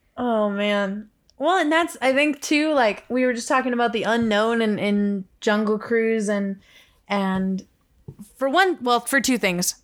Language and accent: English; Los Angeles, California, United States; growing up in Los Angeles